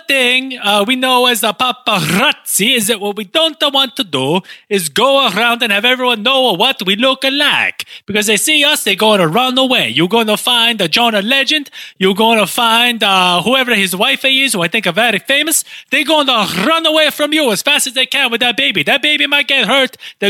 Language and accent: English; Italy; I'm from Italy. What to make you think? What about me and my physical appearance makes you think I am not from Italy?